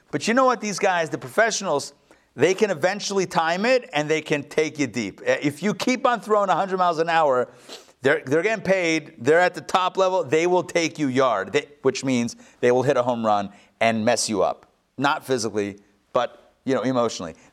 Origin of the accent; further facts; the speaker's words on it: Rehovot, Central District, Israel; born there; I yes, as you would know, I was born in Rehovot.